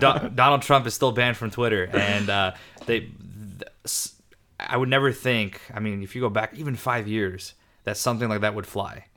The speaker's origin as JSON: {"language": "English", "country": "United States", "tie": "born or raised there", "said": "I was born in the States"}